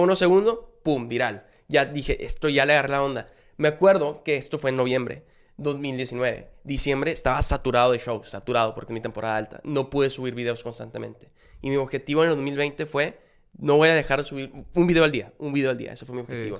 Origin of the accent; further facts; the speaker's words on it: Monterrey, Nuevo León, Mexico; yo soy aquí de Monterrey